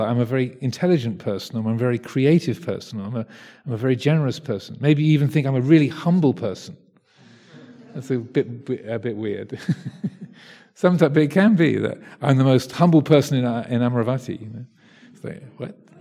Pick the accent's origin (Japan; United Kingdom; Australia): United Kingdom; England; I'm English